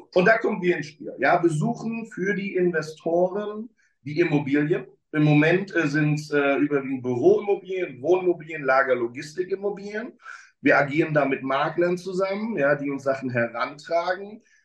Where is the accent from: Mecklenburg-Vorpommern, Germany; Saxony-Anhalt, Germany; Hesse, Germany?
Mecklenburg-Vorpommern, Germany; now in Berlin, Germany; ich bin ein Kind des Nordens, bin in Mecklenburg-Vorpommern aufgewachsen